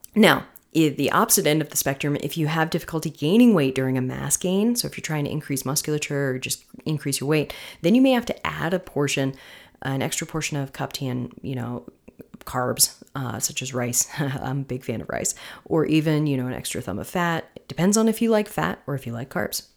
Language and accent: English; Florida, United States; moved away; I am from Florida.